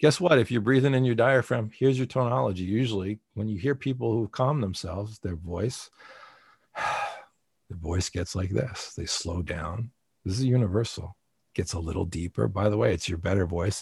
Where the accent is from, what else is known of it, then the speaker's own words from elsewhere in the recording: New Jersey, United States; I'm a guy from New Jersey